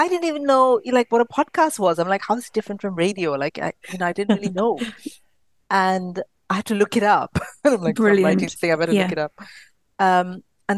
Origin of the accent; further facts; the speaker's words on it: India; I'm from India